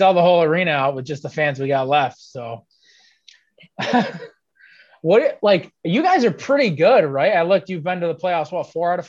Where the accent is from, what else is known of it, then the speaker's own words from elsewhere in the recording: Utica, New York, United States; I'm from Utica, so I've watched, like, the women's hockey all the time